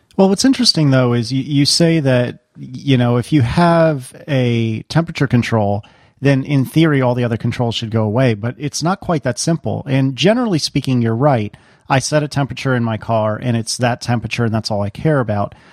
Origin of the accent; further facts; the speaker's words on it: Northeast, United States; moved away as an adult; now in Virginia, United States; somebody who is born and bred in the Northeast